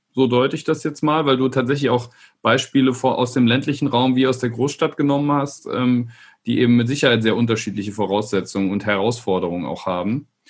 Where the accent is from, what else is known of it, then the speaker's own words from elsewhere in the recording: Rhineland-Palatinate, Germany; ich bin in Rheinland-Pfalz aufgewachsen